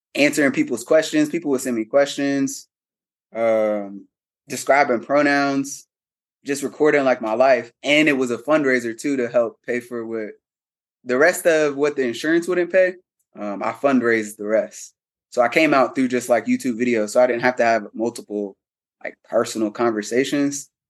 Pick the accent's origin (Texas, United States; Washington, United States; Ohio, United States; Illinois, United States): Ohio, United States; Cincinnati; moved away as an adult; also born or lived in Atlanta, Georgia; prior to moving to Atlanta, I'm from Cincinnati, Ohio.